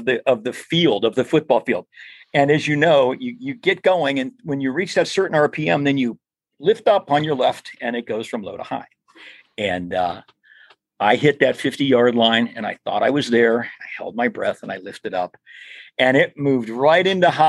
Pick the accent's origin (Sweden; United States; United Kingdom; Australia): United States; Mahoning County, Northeastern Ohio; in Northeastern Ohio, the Model T Ford Club of Mahoning County, of our area. So I grew up in the Model T Ford